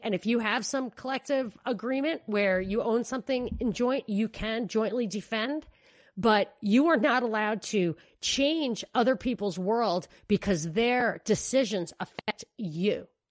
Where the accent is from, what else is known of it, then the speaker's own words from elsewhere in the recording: New York City, New York, United States; as a New Yorker